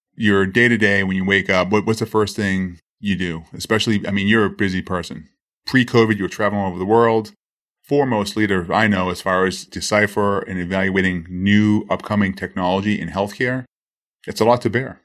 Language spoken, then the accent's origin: English; Boston, Massachusetts, United States; born or raised there; now in Miami, United States